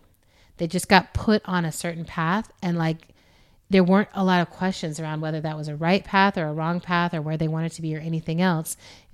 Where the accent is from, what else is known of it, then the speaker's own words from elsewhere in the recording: Germany; Or look, you know, we grew up in Germany, which at the time we grew up there, we were in West Germany and there was a wall.